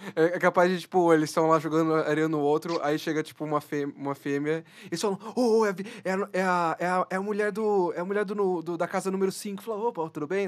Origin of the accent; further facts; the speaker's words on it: Brazil; nós, brasileiros